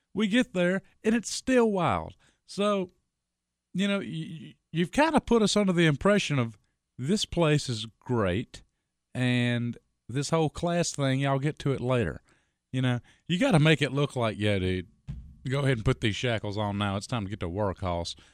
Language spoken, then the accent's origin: English; United States; I'm an American